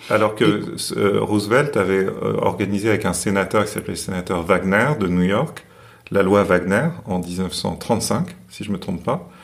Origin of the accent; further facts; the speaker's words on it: France; chez nous, en France